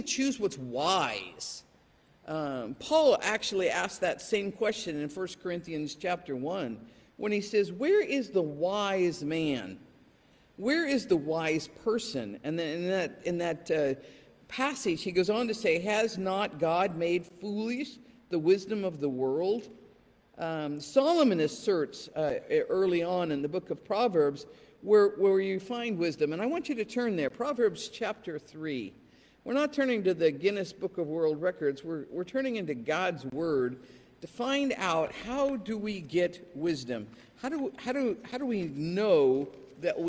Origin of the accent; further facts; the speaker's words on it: England, United Kingdom; born or raised there; moved away